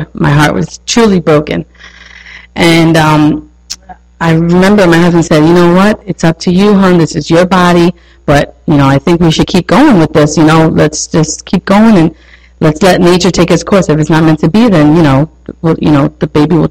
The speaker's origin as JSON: {"language": "English", "region": "New York", "country": "United States", "accent": "New York", "said": "I'm a New Yorker, so if you don't understand something, my accent is heavy"}